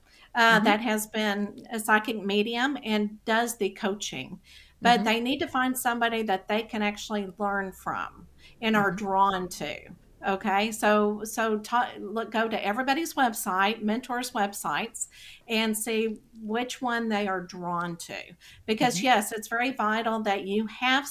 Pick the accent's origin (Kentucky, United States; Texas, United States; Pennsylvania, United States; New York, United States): Texas, United States; accent: Texas; my Texas accent